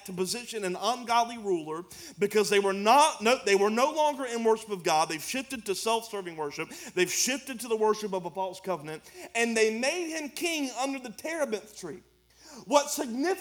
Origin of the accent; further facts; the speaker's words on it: United States; This is how I grew up in America